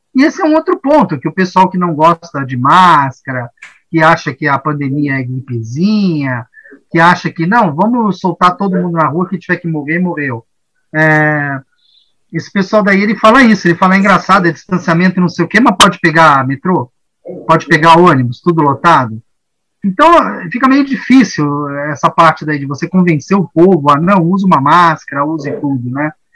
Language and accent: Portuguese; Brazil; also born or lived in São Paulo; a gente como brasileiro